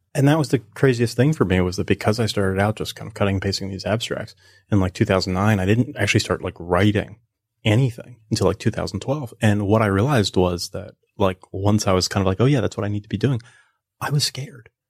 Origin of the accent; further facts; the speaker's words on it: New Jersey, United States; moved away as an adult; also born or lived in Philadelphia / Hollywood; I was born in, uh, Philly. I was raised in South Jersey, and then I went to college in Philly.